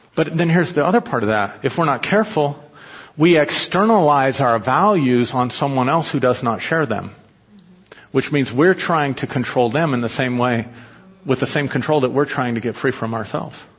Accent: United States; I was taught as an American

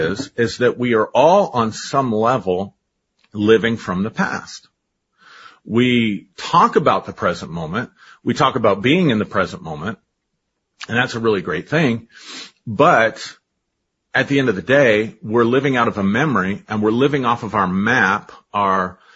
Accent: United States; first language English; I learned English because I grew up in America

